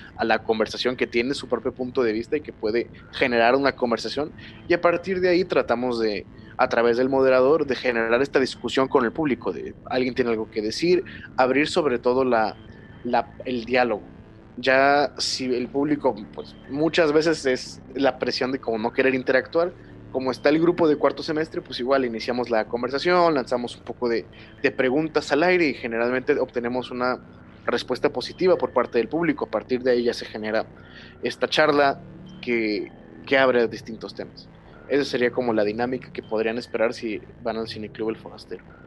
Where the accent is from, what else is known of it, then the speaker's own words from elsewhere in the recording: Mexico; first language Spanish; estamos nosotros como como mexicanos tan mermados en nuestro propio país